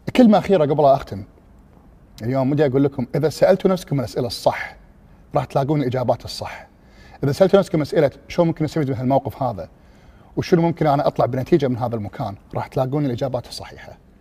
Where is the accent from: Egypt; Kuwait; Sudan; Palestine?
Kuwait; also born or lived in England; انا من الكويت